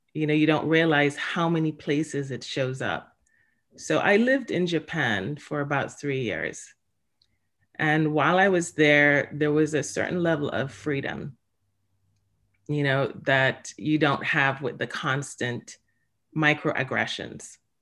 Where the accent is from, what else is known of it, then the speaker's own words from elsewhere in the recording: Jamaica; now in Stamford, United States; I was born in Jamaica